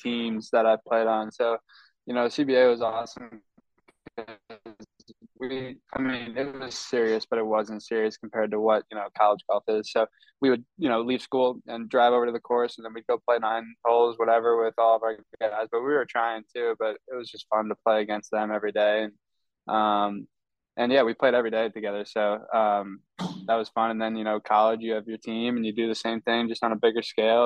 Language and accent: English; Monmouth County, New Jersey, United States; moved away as an adult; also born or lived in Oklahoma; I grew up in Monmouth County